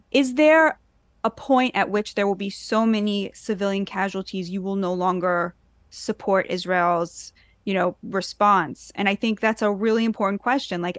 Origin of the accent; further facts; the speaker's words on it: United States; I think as an American